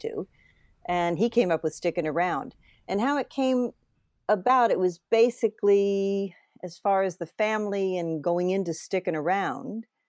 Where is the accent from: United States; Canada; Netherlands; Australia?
United States; New England; moved away; I'm from New England originally